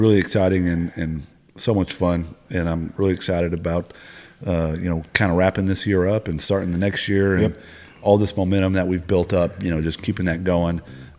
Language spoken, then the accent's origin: English; Arkansas, United States; I'm born and raised in Arkansas.